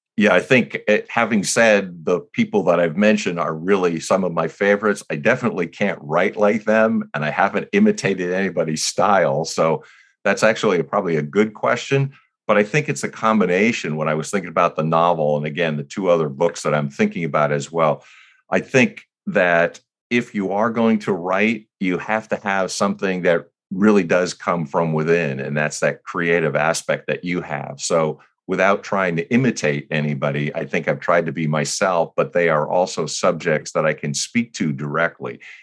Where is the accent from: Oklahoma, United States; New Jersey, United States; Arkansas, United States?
New Jersey, United States; now in California, United States; We were growing up in New Jersey.